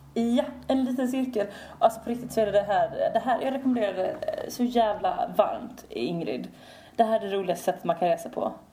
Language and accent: Swedish; Sweden; vi kommer från Sverige